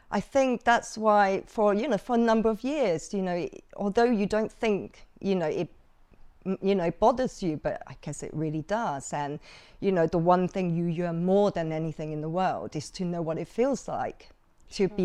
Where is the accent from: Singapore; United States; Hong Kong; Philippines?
Hong Kong; also born or lived in Macau; it was difficult growing up in Hong Kong and Macau